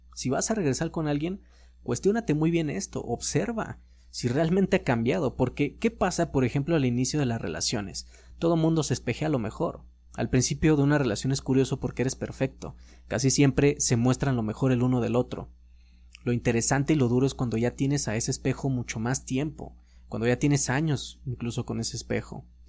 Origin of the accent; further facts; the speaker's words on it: Mexico; como mexicanos